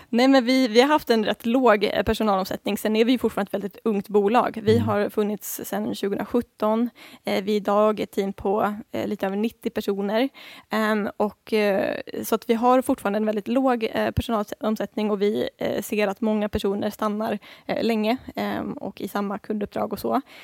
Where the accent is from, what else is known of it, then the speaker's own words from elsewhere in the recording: Sweden; som svensk